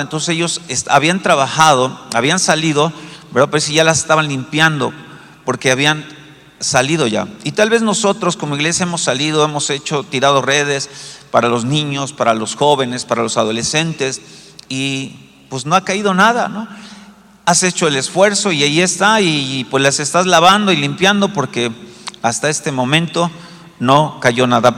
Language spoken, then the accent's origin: Spanish; Mexico City, Mexico; yo como buen chilango